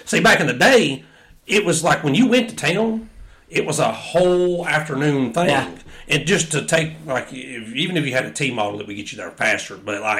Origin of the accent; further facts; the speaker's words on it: the South, United States; I am from the South. We are from the South.